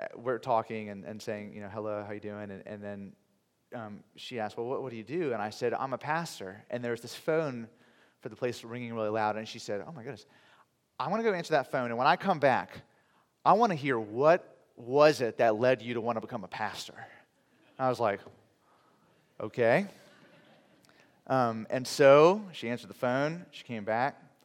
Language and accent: English; Virginia Beach, Virginia, United States; also born or lived in Oxford, England; I was raised in Virginia, so so many of you know I grew up in a city called Virginia Beach